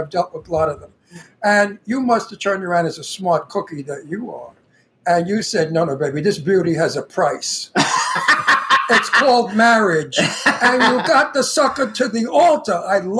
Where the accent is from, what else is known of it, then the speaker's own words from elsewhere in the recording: New York City, New York, United States; also born or lived in Astoria; I'm from Brooklyn